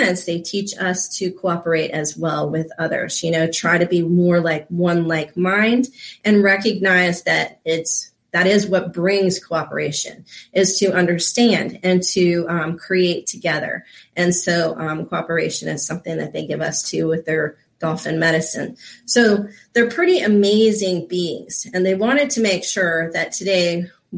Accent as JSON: {"language": "English", "region": "Florida", "country": "United States", "tie": "born or raised there", "said": "I grew up here in Florida"}